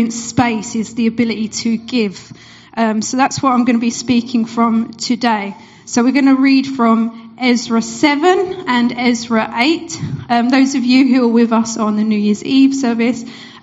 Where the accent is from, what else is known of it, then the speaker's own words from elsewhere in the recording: Essex, East of England, United Kingdom; moved away as an adult; now in Bury St Edmunds, United Kingdom; For those who you might hear in my accent, I'm not originally from Suffolk. I'm from Essex, which is not too far.